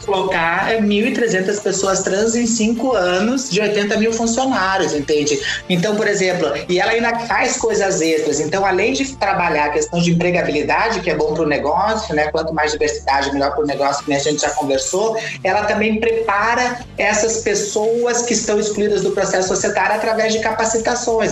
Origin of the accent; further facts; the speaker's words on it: Brazil; a minha terra, que é Paraná e Santa Catarina